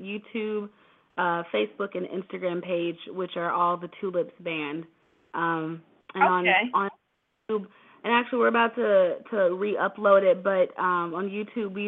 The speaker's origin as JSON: {"language": "English", "town": "Atlanta", "region": "Georgia", "country": "United States", "tie": "born or raised there", "also_born_or_lived": "Washington, D.C.", "said": "I was born and raised in between Atlanta and D.C., but mostly Atlanta. So I kind of claim both as home, but Atlanta"}